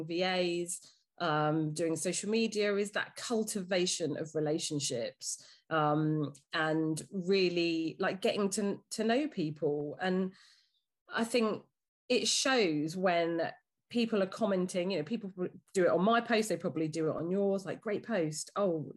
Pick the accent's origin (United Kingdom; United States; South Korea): United Kingdom; Dorking, South East England; also born or lived in London; I grew up in Dorking. My dad was a police officer here